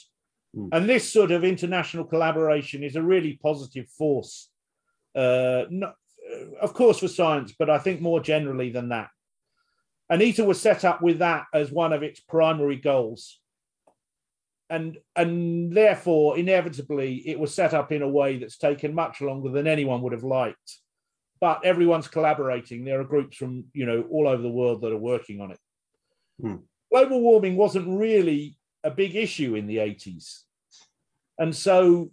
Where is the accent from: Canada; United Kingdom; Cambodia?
United Kingdom; we're British.